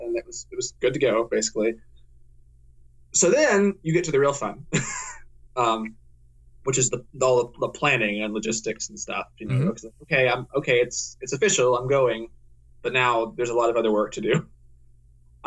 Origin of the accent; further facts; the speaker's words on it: Tennessee, United States; moved away as an adult; also born or lived in Ohio; now in Belfast, United Kingdom; I'm from Tennessee